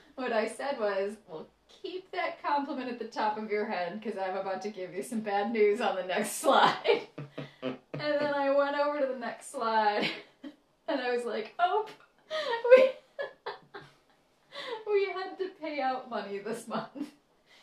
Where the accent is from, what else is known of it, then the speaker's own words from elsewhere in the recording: Midwest, United States; I'm from the Midwest